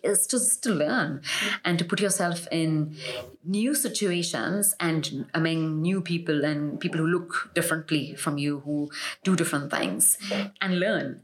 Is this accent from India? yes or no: yes; Mumbai, Maharashtra, India; moved away as an adult; also born or lived in United States; I was born and raised in Mumbai